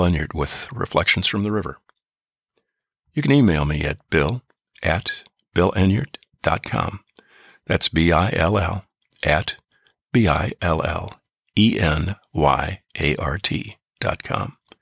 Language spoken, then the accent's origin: English; United States; as an American, as a veteran, as a person of faith